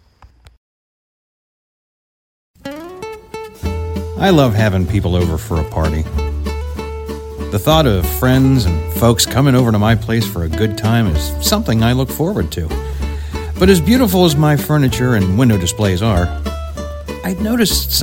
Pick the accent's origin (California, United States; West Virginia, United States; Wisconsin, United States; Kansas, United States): West Virginia, United States; Follansbee; where I grew up in Fallensbee, West Virginia